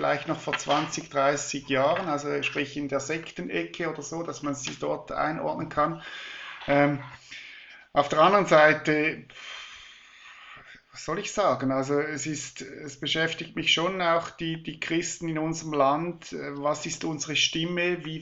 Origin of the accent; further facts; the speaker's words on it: Switzerland; Wenn ich den Deutschen Bundestag anschaue, da wird mir halb schlecht als Schweizer